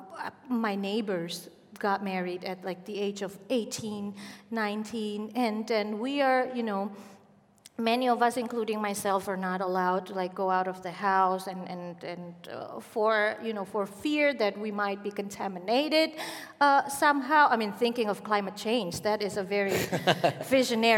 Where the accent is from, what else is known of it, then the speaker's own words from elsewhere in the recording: Indonesia; also born or lived in Yogyakarta / Solo / Jakarta; I was born and raised in Arab descent community in Indonesia